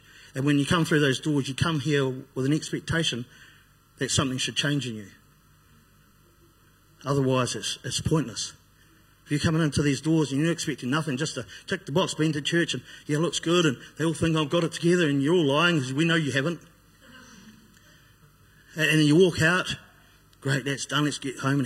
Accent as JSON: {"language": "English", "town": "Christchurch", "region": "Canterbury", "country": "New Zealand", "tie": "born or raised there", "said": "I grew up on Brighton, on the east side of town."}